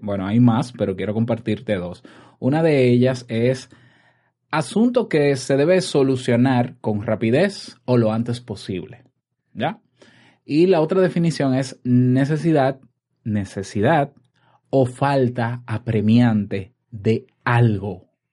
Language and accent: Spanish; Dominican Republic; en mi país, República Dominicana